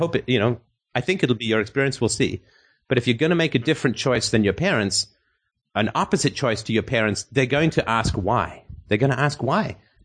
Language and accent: English; England, United Kingdom; I grew up in England